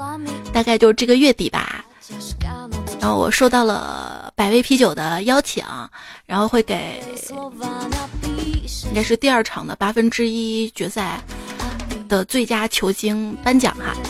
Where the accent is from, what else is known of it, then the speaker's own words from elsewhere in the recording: China; 我们中国人玩的是乒乓球，没进世界杯也很正常。